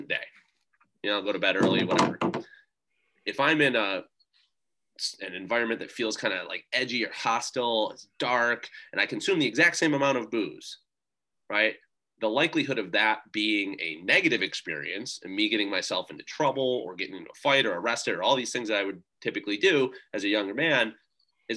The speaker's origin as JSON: {"language": "English", "country": "United States"}